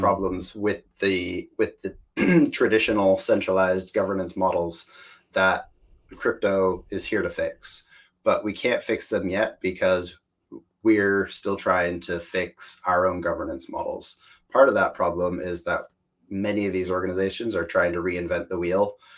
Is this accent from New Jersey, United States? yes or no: no; Washington, United States; accent: American; moved away as an adult; also born or lived in Spain; now in United Kingdom; I come from Washington State, which is a beautiful place uh, with a lot of nature